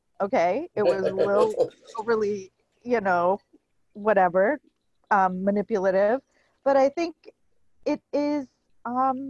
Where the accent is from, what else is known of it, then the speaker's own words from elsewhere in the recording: India; moved away; I was born in India